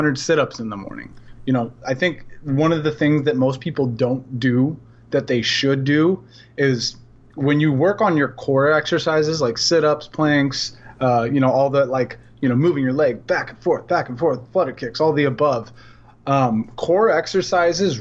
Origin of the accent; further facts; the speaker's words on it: Portland, Oregon, United States; now in Los Angeles, United States; I come from Portland and I live